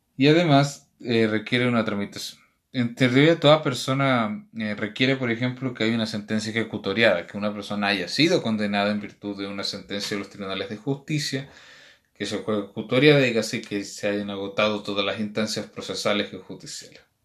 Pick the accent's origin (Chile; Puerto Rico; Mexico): Chile; en nuestro país